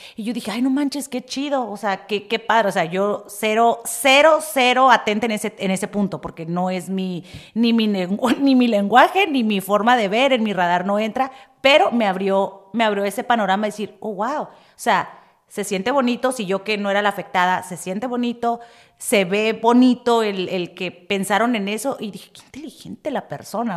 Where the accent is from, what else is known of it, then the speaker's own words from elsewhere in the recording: Tijuana, Baja California, Mexico; moved away; yo soy de Tijuana y yo soy como que, no manches, yo me digo, es mi barrio